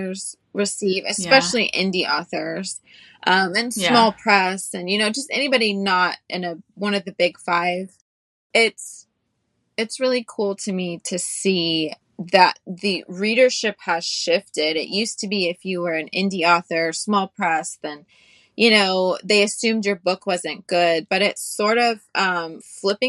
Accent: the South, United States; growing up in the South

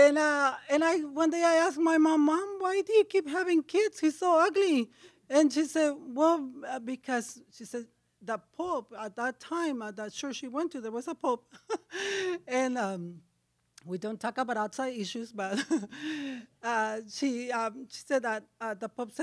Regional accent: Ensenada, Baja California, Mexico; English is a second language; moved away; I am from Mexico, from Ensenada. It's a drinking town.

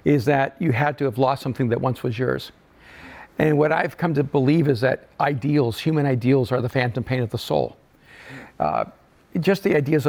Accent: El Salvador; moved away; I'm an immigrant from El Salvador

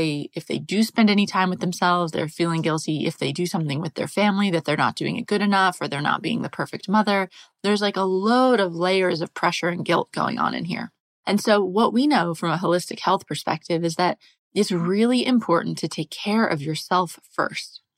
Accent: United States; moved away as an adult; also born or lived in England / France; So I'm American. I grew up in the US

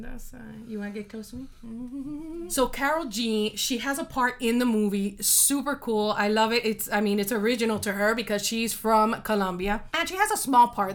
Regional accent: Miami, Florida, United States; moved away as an adult; now in Georgia, United States; born and raised in Miami. I raised my kids in Miami, and um, we're really 305 people

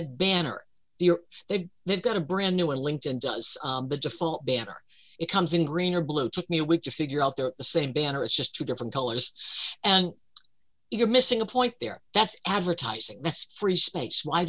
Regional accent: United States; I'm American

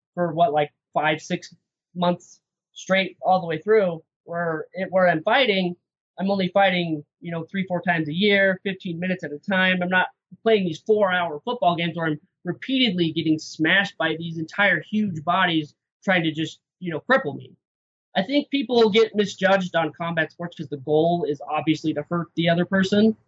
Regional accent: Idaho, United States; moved away as an adult; now in Salt Lake City, United States; I'm from Idaho. I was fighting out in Idaho for a few years

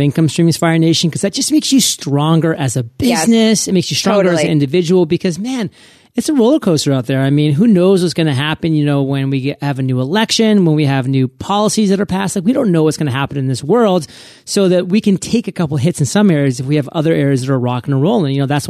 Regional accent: Maine, United States; you know, I'm from Maine, and basically 90% of Mainers, you know, we live like in the southern eastern portion of the state.

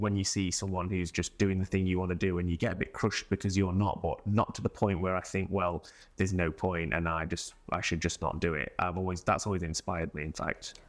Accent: Mansfield, East Midlands, United Kingdom; now in London, United Kingdom; I was, um, from Mansfield

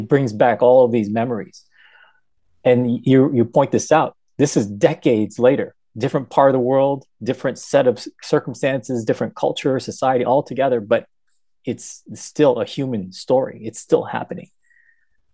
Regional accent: United States; This is my adopted country, and I've been here since the age of one

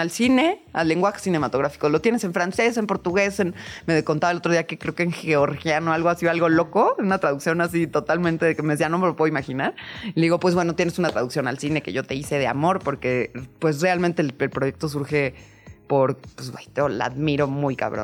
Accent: Mexico City, Mexico; now in Tepoztlán, Mexico; soy chilanga

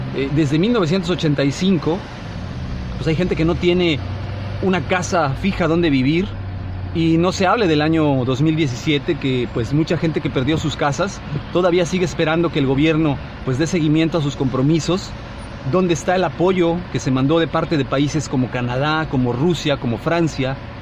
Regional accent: Mexico; como mexicanos

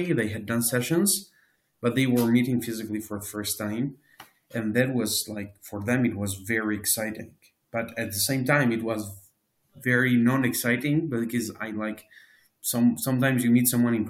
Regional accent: Albania; moved away as an adult; also born or lived in Tirana, Albania / Belgium; I moved from Albania to Belgium for my master's

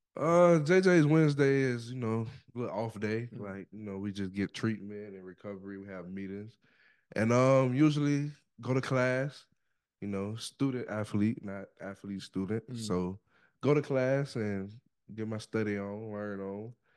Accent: Oxford, Mississippi, United States; I'm from Oxford.

